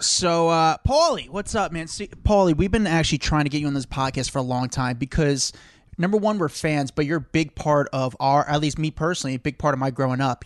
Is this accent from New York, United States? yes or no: yes; New York, United States; as a New Yorker